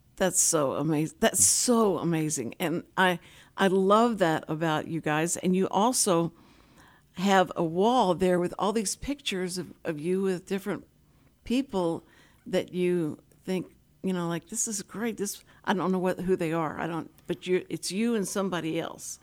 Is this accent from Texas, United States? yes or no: yes; Houston, Texas, United States; I grew up in Houston